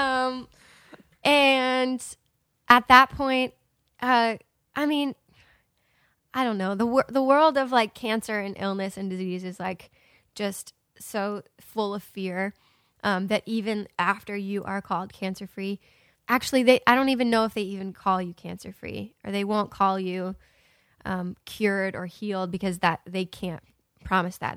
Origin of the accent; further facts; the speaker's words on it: Ohio, United States; moved away; I moved to my hometown and I was gonna stay there for about a month or two, and my plan was to move to Nashville, like, right away. And when I got to, uh, Ohio